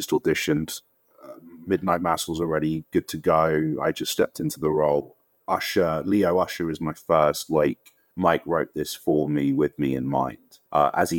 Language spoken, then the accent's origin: English; London, United Kingdom; I'm from Wembley, I'm from London, right? So it's part of that culture that we grew up